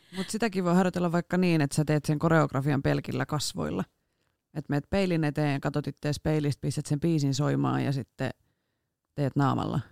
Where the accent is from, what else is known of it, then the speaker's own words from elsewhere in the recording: Rauma, Satakunta, Finland; now in Turku, Finland; mä oon sieltä kotoisin ja siellä opetellut ajamaan